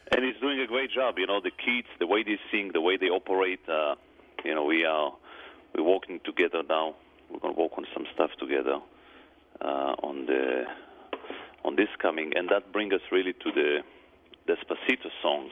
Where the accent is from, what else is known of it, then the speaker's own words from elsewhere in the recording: Jerusalem, Jerusalem District, Israel; now in United States; I was born in Jerusalem, right next to Machane Yehuda